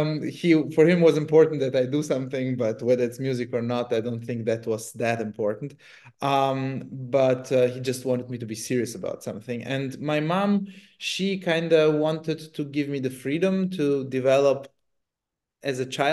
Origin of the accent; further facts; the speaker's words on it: Germany; also born or lived in Italy; I grew up in Germany or beginning in Italy, so it was quite open for me.